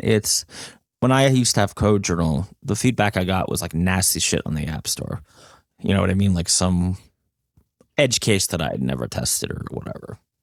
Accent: New Jersey, United States; I'm from New Jersey

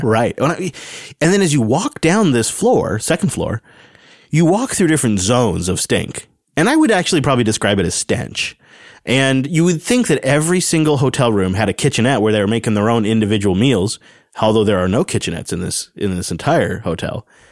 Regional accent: Pacific Northwest, United States; we're from the Pacific Northwest, where you don't really have that kind of, like, hanging humidity

